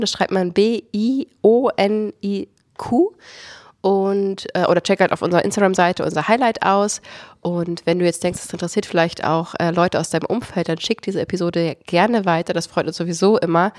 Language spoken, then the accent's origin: German; Potsdam, Brandenburg, Germany; wir kommen aus Potsdam